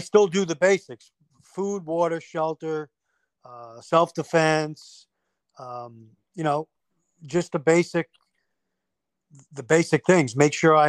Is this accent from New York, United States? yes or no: yes; New York, United States; moved away; I'm from New York. So a lot of my family is still living up in that area